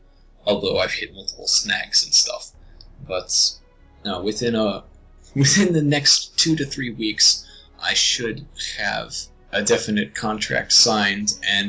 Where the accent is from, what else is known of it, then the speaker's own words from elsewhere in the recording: Texas, United States; But we're from Texas. Texas. Great Texas.